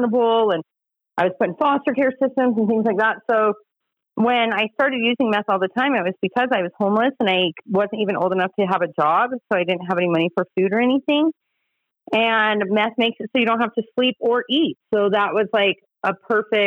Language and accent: English; Utah, United States; also born or lived in Bear Lake, Idaho / Magna, Utah / Holladay, Utah; I did grow up in Utah. I was born up in Bear Lake, Idaho, but I've lived in Utah since I was 3. And I grew up out in Magna until I was about 12. And then the rest of my years, I grew up in Holiday.